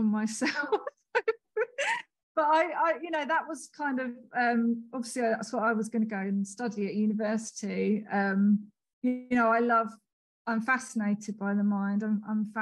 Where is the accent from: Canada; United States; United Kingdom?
United Kingdom; Hitchin, East of England; also born or lived in Leicester; my hometown, Hitchin